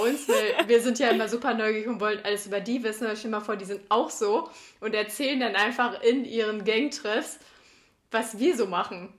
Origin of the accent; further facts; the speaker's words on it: Sauerland, North Rhine-Westphalia, Germany; bei uns im Sauerland